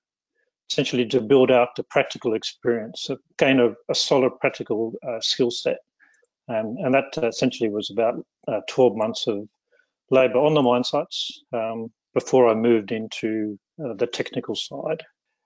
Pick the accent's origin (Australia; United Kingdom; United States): Australia; also born or lived in Canada; I grew up in Australia and Canada. I went to university in Sydney, Australia, where I obtained two bachelor degrees.